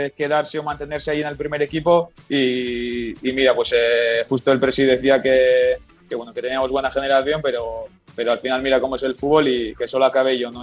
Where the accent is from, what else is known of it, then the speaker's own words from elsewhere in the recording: Gipuzkoa, Basque Country, Spain; moved away as an adult; now in Dallas, United States; yo soy de Guipúzcoa